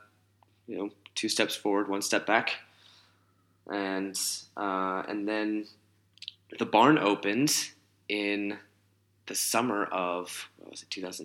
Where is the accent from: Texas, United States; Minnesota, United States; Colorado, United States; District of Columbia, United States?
District of Columbia, United States; Washington; Washington, D.C.